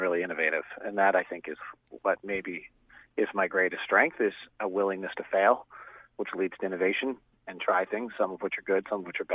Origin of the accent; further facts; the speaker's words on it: Bay Area, California, United States; I grew up in the Bay Area